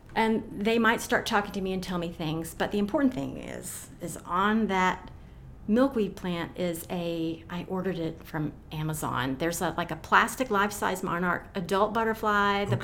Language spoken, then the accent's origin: English; Knoxville, Tennessee, United States; I grew up in South Knoxville